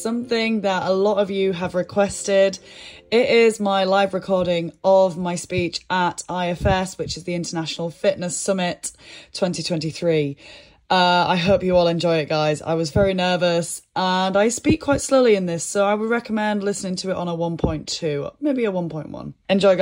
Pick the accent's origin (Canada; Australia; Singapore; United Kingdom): United Kingdom; Yorkshire and the Humber; accent: Yorkshire; my Yorkshire monotone accent